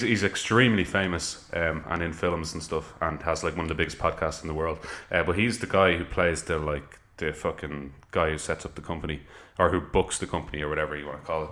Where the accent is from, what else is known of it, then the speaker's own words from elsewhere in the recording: Ireland; I'm an Irish person